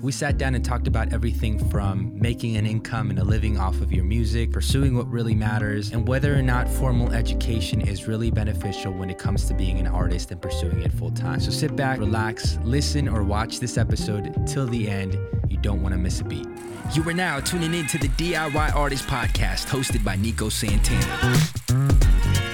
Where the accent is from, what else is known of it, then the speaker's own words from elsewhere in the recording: Jupiter, Florida, United States; I grew up in, uh, like Palm Beach, Jupiter area